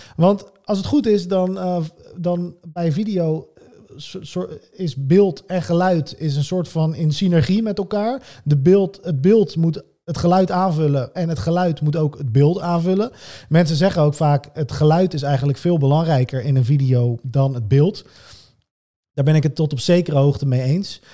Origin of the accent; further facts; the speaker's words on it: Netherlands; Wij als Nederlanders